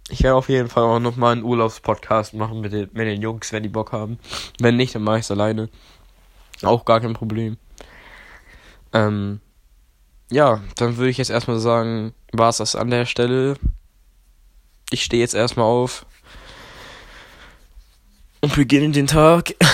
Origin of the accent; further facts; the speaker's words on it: Poland; now in Germany; Weil ich komme ja ursprünglich aus Polen. Meine Mom und mein Dad kommen beide aus äh, Stettin.